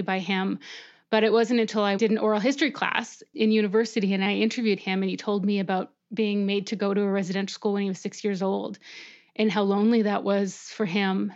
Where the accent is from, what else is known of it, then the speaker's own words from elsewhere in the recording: Canada; as a Canadian